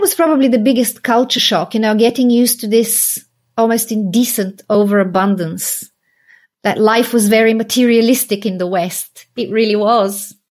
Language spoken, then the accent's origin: English; Sofia, Sofia City, Bulgaria; moved away as an adult; I grew up in Sofia